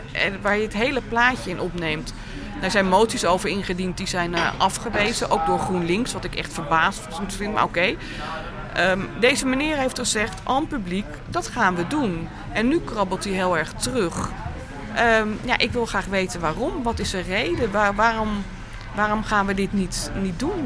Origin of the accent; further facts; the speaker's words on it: Amsterdam, North Holland, Netherlands; wij als Amsterdammers